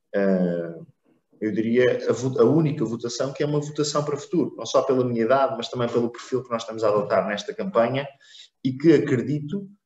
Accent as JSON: {"language": "Portuguese", "town": "Oeiras", "region": "Lisbon", "country": "Portugal", "tie": "born or raised there", "also_born_or_lived": "Italy", "said": "o Eiras é o conselho onde, onde nasci, o conselho onde, onde cresci, onde estudei, onde sempre vivi, ah, onde vivo atualmente"}